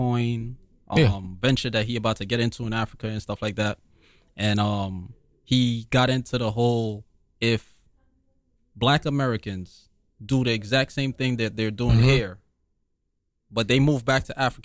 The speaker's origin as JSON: {"language": "English", "country": "Guyana", "tie": "born or raised there", "moved": "yes", "lives_now": "New York, United States", "said": "I'm from Guyana. I was born and raised in Guyana. I came up here 2001."}